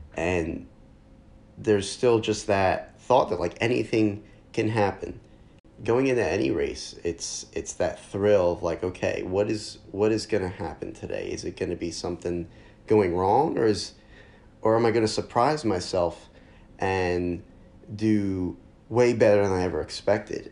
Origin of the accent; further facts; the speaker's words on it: near Philadelphia, Pennsylvania, United States; having grown up close enough to Philly to get away with saying that I'm from Philly